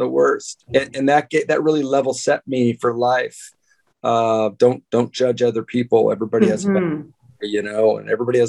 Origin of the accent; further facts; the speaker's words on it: San Francisco, California, United States; born there; So I was born in San Francisco General Hospital.